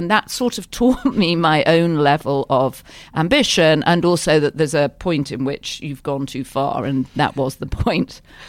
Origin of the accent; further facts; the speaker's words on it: Yorkshire and the Humber, United Kingdom; moved away; I grew up in Yorkshire, which is like the Texas of Britain. It's a proud, free state and not always liked by the other counties in Britain.